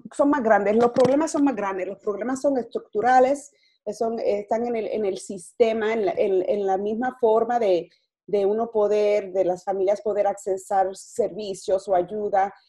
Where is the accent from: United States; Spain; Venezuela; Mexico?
United States; New York City, New York; yo soy boricua, nacida y criada aquí en, en Brooklyn, en Nueva York